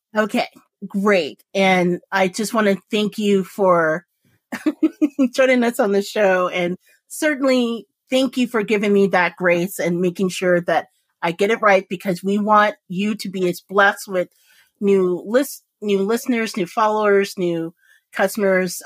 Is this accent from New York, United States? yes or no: no; Indianapolis, Indiana, United States; I was born and raised in Indianapolis, Indiana. Like literally, my junior high, no joke, was in the middle of a cornfield.